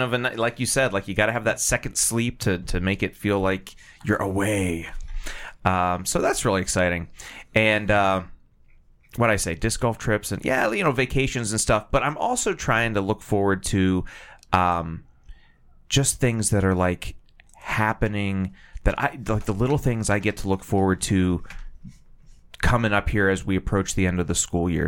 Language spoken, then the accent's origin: English; Titusville, Pennsylvania, United States; when I was growing up in Titusville